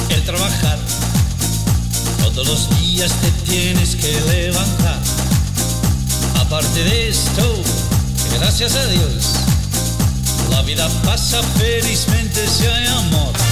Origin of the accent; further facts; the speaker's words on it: Cuba; moved away; podré morirme, mi corazón no lo tengo aquí. Allí me está esperando me está guardando que vuelva allí. Cuando salí de Cuba dejé mi vida, dejé